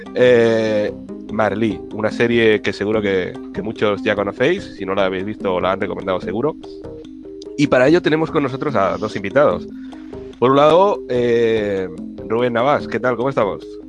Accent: France; soy francés

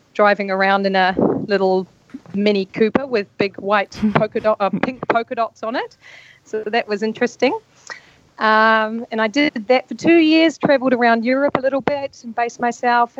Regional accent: North Island, New Zealand; moved away as an adult; also born or lived in London; I'm a Kiwi. Uh, I grew up in New Zealand in a small rural town in the North Island

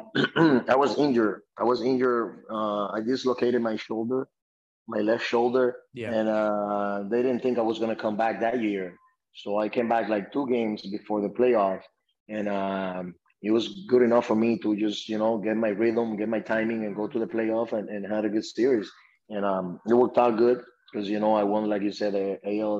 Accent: Dominican Republic; moved away; I'm from the Dominican Republic

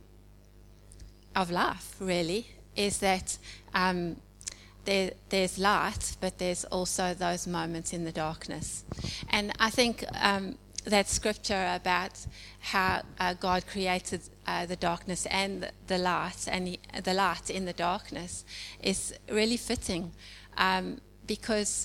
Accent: South Africa; moved away as an adult; now in Edwardstown, Australia; as you can hear probably from my accent, I'm originally from South Africa

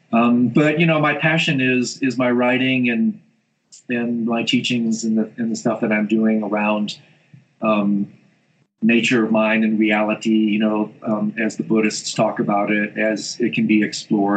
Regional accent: Michigan, United States; moved away as an adult; also born or lived in Indiana; now in Colorado, United States; I grew up in Michigan, went to school in Indiana.

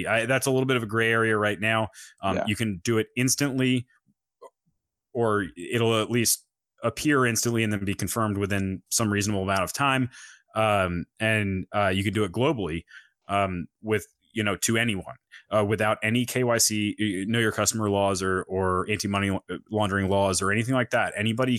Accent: North Carolina, United States; from North Carolina, I think.

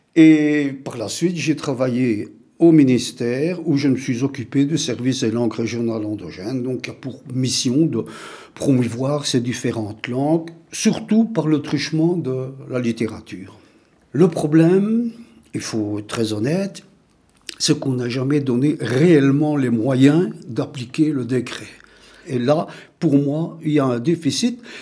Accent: Charleroi, Wallonia, Belgium; je suis né donc à Charleroi en 1941

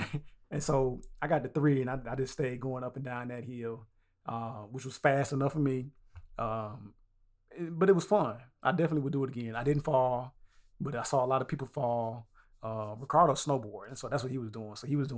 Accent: the South, United States; We are from the South.

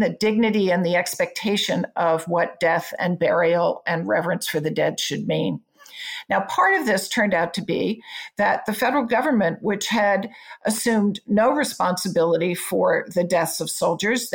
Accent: Front Royal, Virginia, United States; I grew up near Front Royal

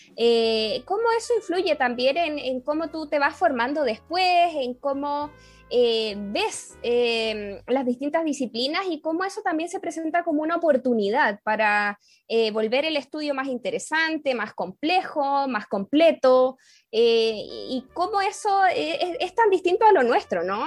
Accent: Chile

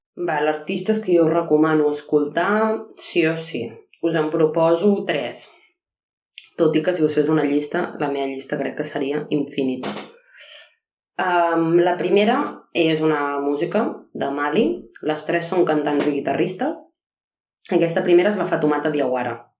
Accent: Arenys de Mar, Catalonia, Spain; sóc d'Arenys de Mar

